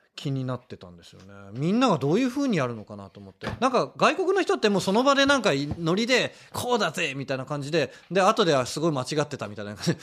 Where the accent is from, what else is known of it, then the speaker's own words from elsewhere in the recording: Tokyo, Japan; 東京生まれだったのも、